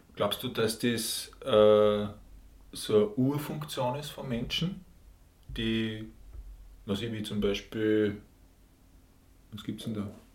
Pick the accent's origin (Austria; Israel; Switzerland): Austria; Linz, Upper Austria; Und ich bin in Linz geboren, ich bin quasi ein richtiger Linzer